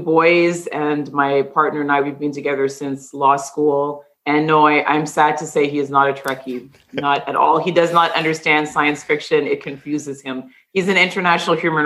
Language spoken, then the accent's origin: English; Toronto, Ontario, Canada; I'm someone who was born and raised in the Greater Toronto area